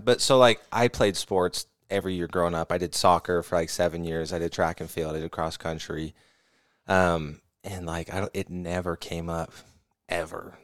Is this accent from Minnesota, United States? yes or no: no; California, United States; we're from California, so I grew up on